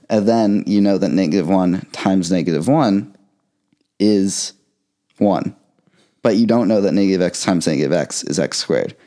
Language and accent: English; Florida, United States; also born or lived in Ohio / North Carolina; I was born in Ohio, but I moved to Florida when I was about four, so been here most of my life.